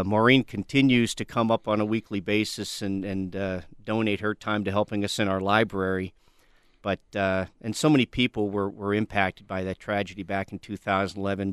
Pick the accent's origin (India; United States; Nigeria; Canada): United States; western Pennsylvania; now in Tucson, United States; Originally, I'm from western Pennsylvania